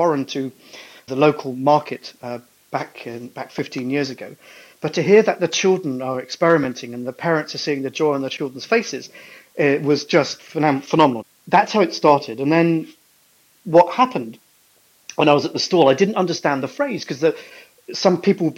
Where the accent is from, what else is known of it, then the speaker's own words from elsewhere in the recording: Scunthorpe, Yorkshire and the Humber, United Kingdom; now in Ireland; I grew up in Scunthorpe